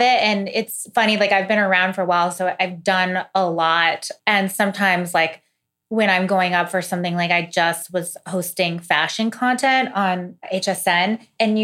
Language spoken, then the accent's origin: English; Missouri, United States; moved away; I'm from Missouri. I'm from like a really like humble place, you know, in the country